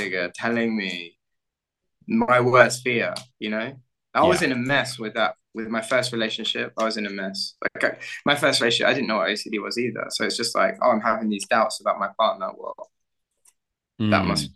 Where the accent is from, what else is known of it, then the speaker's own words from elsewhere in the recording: United Kingdom; now in Barcelona, Spain; I'm from the suburbs of London